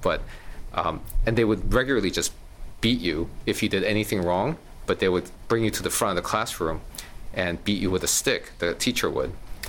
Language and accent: English; Ulsan, South Korea; moved away; also born or lived in Busan / Seoul; So I was born in a place called Ulsan, Korea. It used to be a fairly small fishing town when I was born, which is 1970. Now it's evolved into really a modern, I think it's like the wealthiest city in Korea or something crazy like that.